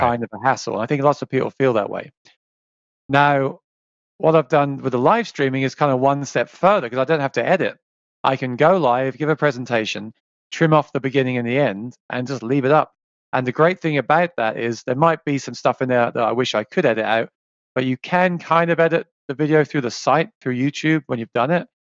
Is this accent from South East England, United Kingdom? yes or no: yes; South East England, United Kingdom; moved away as an adult; now in New York, United States; I was born in, in England, in the south, southeast of England, in the countryside